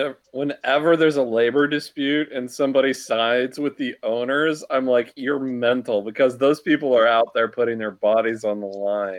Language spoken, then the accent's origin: English; Kansas City, United States; I'm from the Kansas City area